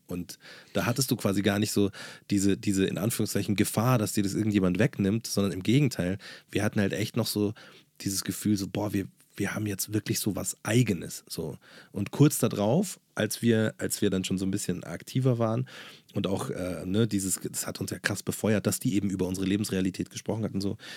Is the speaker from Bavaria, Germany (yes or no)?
yes; Munich, Bavaria, Germany; Neuperlach oder Berg am Leim oder da, wo ich groß geworden bin